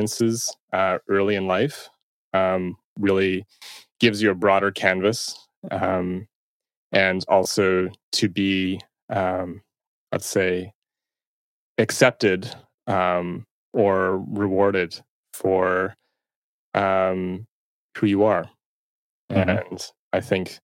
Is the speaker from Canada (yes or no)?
yes; Toronto, Ontario, Canada; I'm from Toronto, and I still reside here